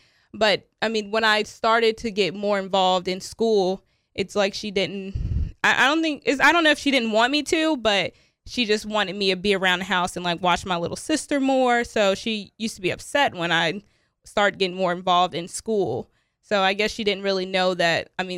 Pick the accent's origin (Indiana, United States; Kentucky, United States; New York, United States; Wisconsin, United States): Kentucky, United States; Covington; also born or lived in Chicago, Illinois; Yeah, a lot of moving around. Mostly in Kentucky, though. I was born in Chicago, Illinois. But my mom, when I was younger, we moved to Kentucky. So I lived in Covington, Kentucky, Hebron, Erlanger.